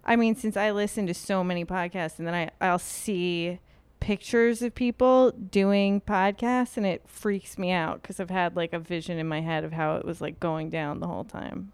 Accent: New York, United States; I grew up in New York.

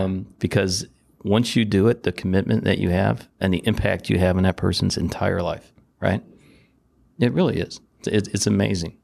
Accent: Detroit, Michigan, United States; Growing up in Detroit

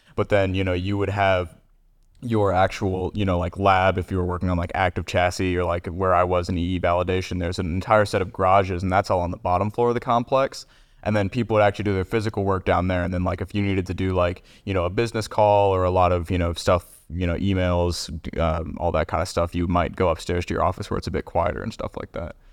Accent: Kentucky, United States; I'm, uh, born and raised in Kentucky

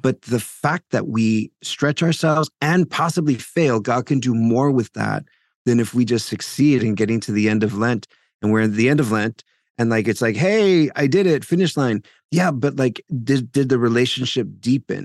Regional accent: South Texas, United States; now in Paterson, New Jersey, United States; I'm originally from South Texas

